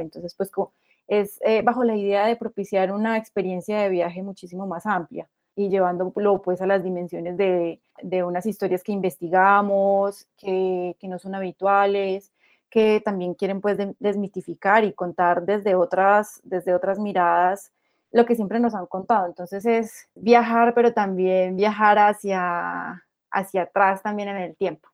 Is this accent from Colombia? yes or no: yes; Antioquia, Colombia; qué es ser antioqueños y cómo como antioqueños viajamos